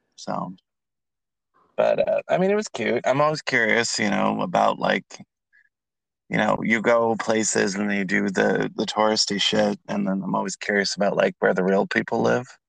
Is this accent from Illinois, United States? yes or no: no; California, United States; now in Atlanta, United States; I'm in Atlanta, so I'm from California.